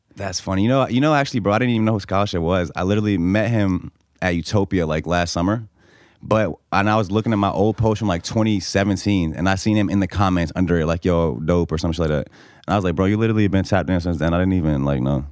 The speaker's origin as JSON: {"language": "English", "country": "Bosnia & Herzegovina", "moved": "yes", "lives_now": "Norfolk, Virginia, United States", "said": "I'm from Bosnia"}